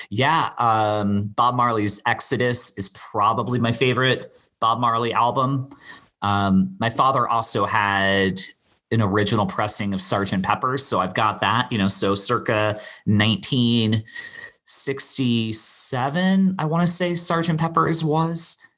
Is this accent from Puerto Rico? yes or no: no; Bermuda; also born or lived in Florida, United States; all three of those take me back to a very specific time growing up in Bermuda, you know, and I've spent I probably spent the same amount or close to the same amount of time in Bermuda as I did Florida.